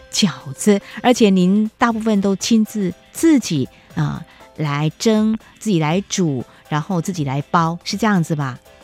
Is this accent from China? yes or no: no; Taiwan; 像我们台湾这边哦，我小时候也会蒸年糕